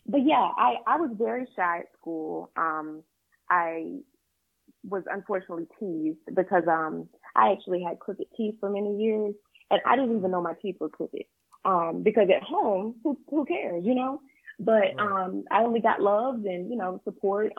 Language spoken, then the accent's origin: English; Pelham, Georgia, United States; moved away as an adult; also born or lived in Thomasville, Georgia / Tallahassee, Florida; I was raised in a small town called Pelham, Georgia